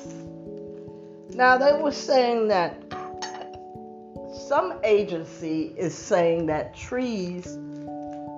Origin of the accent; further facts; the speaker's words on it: New Jersey, United States; I'm from New Jersey